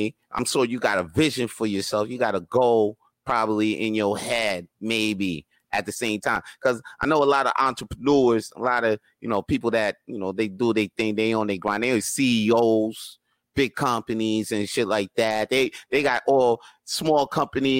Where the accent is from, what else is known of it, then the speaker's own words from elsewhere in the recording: Montreal, Quebec, Canada; I was born right here in Montreal. Je suis Montréalais. Je suis né ici.